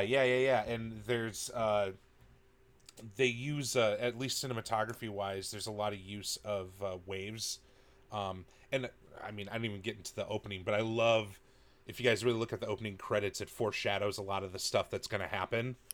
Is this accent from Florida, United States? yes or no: no; Wisconsin, United States; I'm from Wisconsin